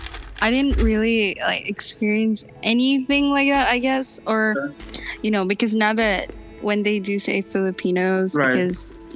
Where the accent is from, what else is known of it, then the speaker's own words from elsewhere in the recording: Brunei; moved away as an adult; now in Philippines; I was born here actually in the Philippines. Then I moved to Brunei after one. And yeah, I stayed there for what, I think 17 years.